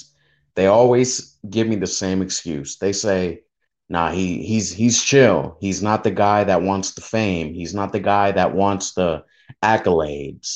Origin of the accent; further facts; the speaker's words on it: Louisiana, United States; now in Texas, United States; I'm born and raised in Louisiana, but I'm reporting from Texas